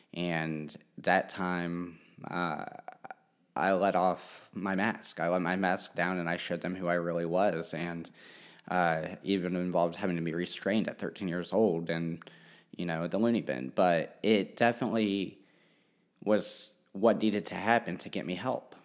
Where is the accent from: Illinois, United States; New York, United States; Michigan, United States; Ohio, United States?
Ohio, United States; Hamilton; also born or lived in Russia; we grew up in Cincinnati or Hamilton, Ohio for the first sixteen years of my life